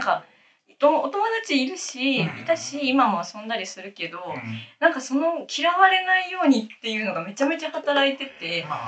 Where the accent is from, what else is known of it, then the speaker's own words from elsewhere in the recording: Saitama, Japan; 私、埼玉県、埼玉県出身